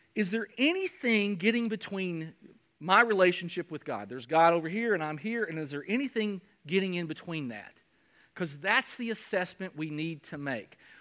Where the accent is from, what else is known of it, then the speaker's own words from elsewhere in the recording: Kentucky, United States; I'm from Kentucky.